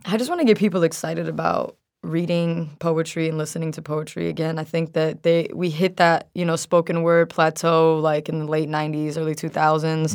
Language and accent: English; New York, United States; as a New Yorker